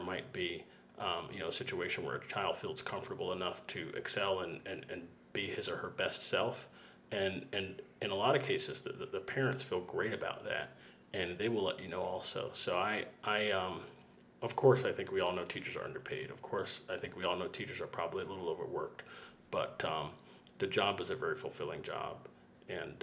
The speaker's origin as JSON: {"language": "English", "town": "Fort Lauderdale", "region": "Florida", "country": "United States", "tie": "born or raised there", "also_born_or_lived": "Miami", "said": "I grew up in South Florida, in Fort Lauderdale. I went to school in Miami. I've never left South Florida."}